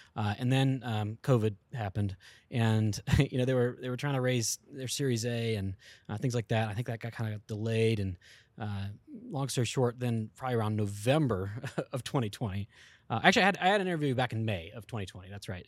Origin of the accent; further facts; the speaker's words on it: East Coast, United States; I'm actually from the East Coast area, uh, Virginia and Georgia area